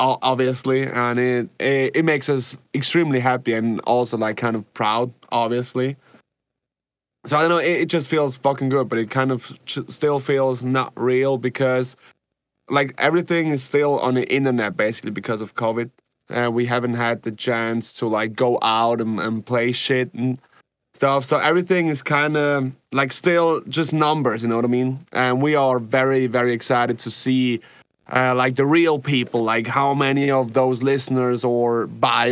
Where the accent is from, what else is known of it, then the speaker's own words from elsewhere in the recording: Zurich, Switzerland; English is a second language; It's not my mother tongue, so I'm trying my best. But yeah, we're from Zurich, Switzerland. Not in the city